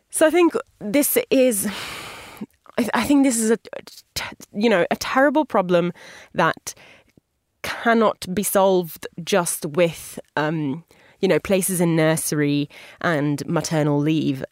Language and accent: English; Italy; my home country of Italy